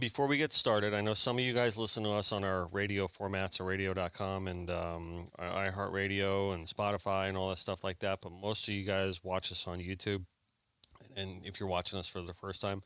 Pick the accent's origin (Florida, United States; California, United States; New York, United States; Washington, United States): Florida, United States; South; I was born and raised down here